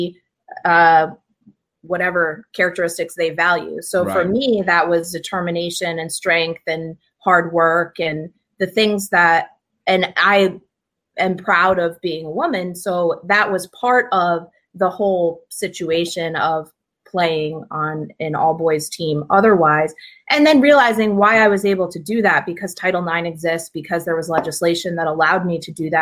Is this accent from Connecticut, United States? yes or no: yes; Watertown, Connecticut, United States; I'm from Watertown, Connecticut, which is like near central Connecticut. Grew up there